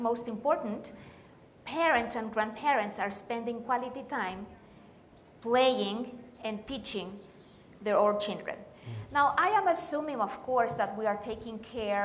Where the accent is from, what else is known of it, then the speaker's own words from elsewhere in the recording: Aguascalientes, Mexico; I could not find a school in my hometown in Mexico, Aguascalientes, in the belly button of Mexico